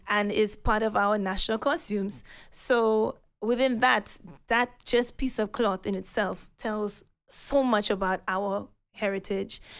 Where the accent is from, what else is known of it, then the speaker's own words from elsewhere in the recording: St. Lucia; now in London, United Kingdom; growing up in Senusha